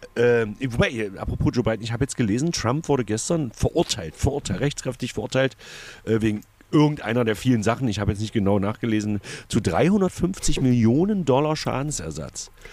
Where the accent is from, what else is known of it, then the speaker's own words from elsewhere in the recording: East Germany, Germany; bei uns im Osten